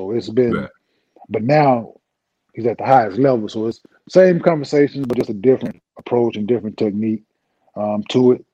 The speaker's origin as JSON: {"language": "English", "town": "Dallas", "region": "Texas", "country": "United States", "tie": "born or raised there", "also_born_or_lived": "Saginaw, Michigan", "said": "I was raised in Dallas"}